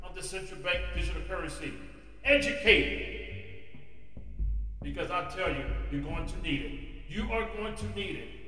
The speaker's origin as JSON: {"language": "English", "country": "United States", "said": "as an American citizen"}